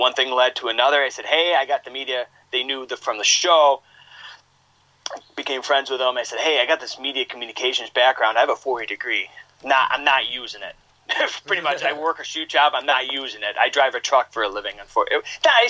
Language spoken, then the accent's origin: English; Buffalo, New York, United States; now in Rochester, United States; I grew up out in Buffalo, growing up watching wrestling in Buffalo